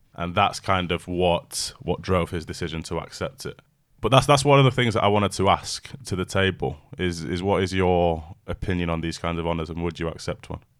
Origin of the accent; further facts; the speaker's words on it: United Kingdom; I'm British by birth, but I'm British Jamaican